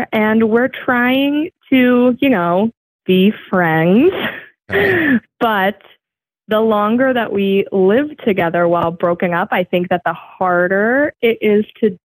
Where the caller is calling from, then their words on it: New Hampshire, United States; I'm calling from New Hampshire.